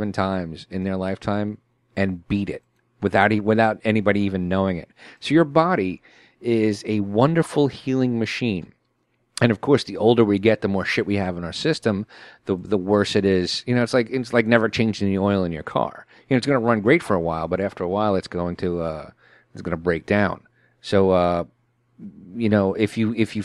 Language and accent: English; New York City, New York, United States; I'm from Brooklyn, and I'm a truck driver